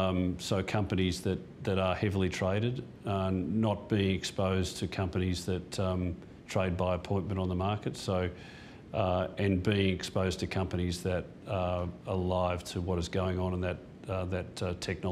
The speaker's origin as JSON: {"language": "English", "town": "Perth", "region": "Western Australia", "country": "Australia", "tie": "born there", "said": "And then Mum and Dad went to Perth for Dad's football. That's when I was born in Perth."}